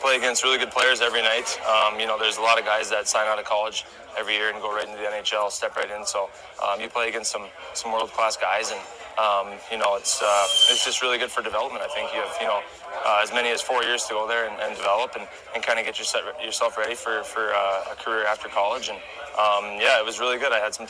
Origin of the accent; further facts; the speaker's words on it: Minot, North Dakota, United States; I got to bring the cup home this summer to my hometown in Minot, and a lot of people came out and supported